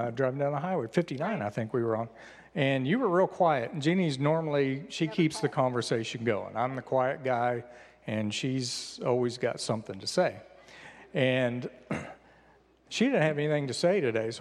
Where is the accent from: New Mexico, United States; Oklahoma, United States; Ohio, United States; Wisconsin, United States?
Oklahoma, United States; I grew up in Oklahoma